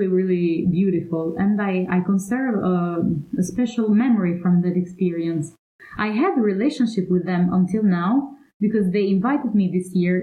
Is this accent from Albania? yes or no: yes; Kukës, Kukës County, Albania; now in Italy; I founded and directed a festival in Kukës, that is my birthplace